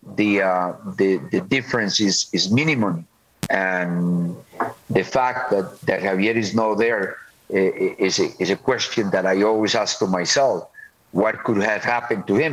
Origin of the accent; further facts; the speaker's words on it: Colombia; moved away as an adult; also born or lived in United States; I was born in Colombia, so obviously uh, I love my country.